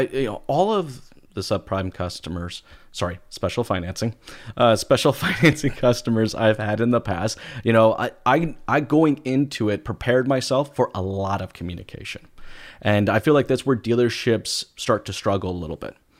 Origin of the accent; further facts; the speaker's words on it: United States; moved away as an adult; now in Canada; I am an American. I've been in Canada for the last, you know, twelve years now